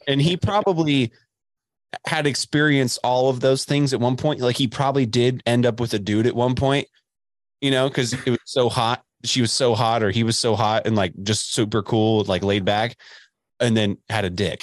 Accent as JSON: {"language": "English", "town": "Dallas", "region": "Texas", "country": "United States", "tie": "born or raised there", "also_born_or_lived": "Lubbock, Texas", "moved": "yes", "said": "I grew up in Dallas"}